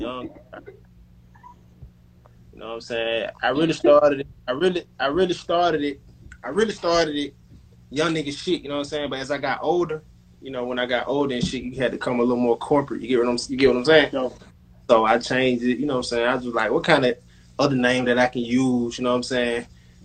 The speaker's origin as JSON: {"language": "English", "town": "Atlanta", "region": "Georgia", "country": "United States", "tie": "born or raised there", "said": "my upbringing was East Atlanta"}